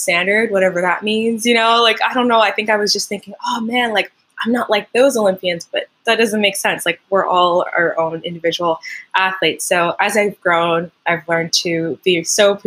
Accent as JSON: {"language": "English", "town": "Montreal", "region": "Quebec", "country": "Canada", "first_language": "French", "second_language": "English", "moved": "yes", "lives_now": "Ontario, Canada", "said": "I'm from Montreal. Originally, my first language is French, and then I learned English when I was like 7 or 8."}